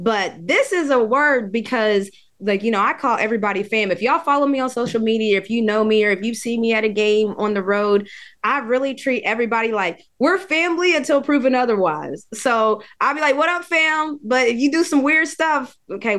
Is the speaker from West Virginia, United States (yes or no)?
yes; West Virginia, United States; I'm from West Virginia